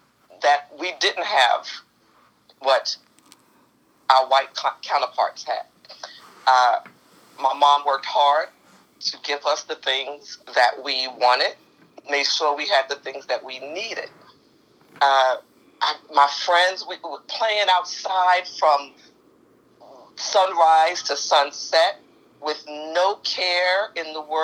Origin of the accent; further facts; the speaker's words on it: New York City, New York, United States; I loved Harlem. I loved growing up there. I had no idea growing up in Harlem would have such an impact on me that it has on me today. Growing up in Harlem was a community. It was family.